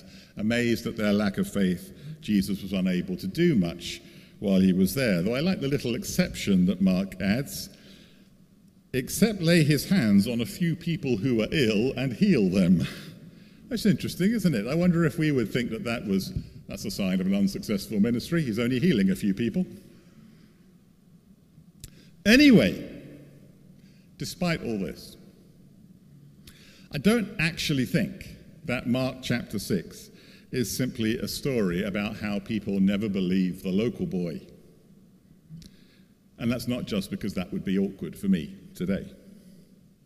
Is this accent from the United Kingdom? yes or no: yes; a London suburb, United Kingdom; preaching in my hometown church in a London suburb